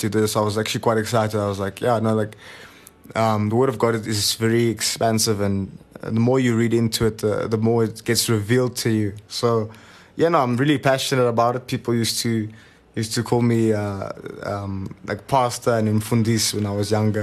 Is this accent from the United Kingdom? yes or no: no; Tedderfield, Gauteng, South Africa; also born or lived in Germiston; I grew up in a place called Tedderfield. Actually, I still live there right now, but I was born originally in Germiston